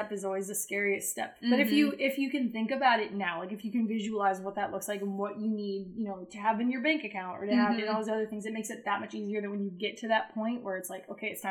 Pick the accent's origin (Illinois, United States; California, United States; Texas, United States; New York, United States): New York, United States; Syracuse; moved away as an adult; now in Chattanooga, United States; I grew up in upstate New York, so Syracuse, New York.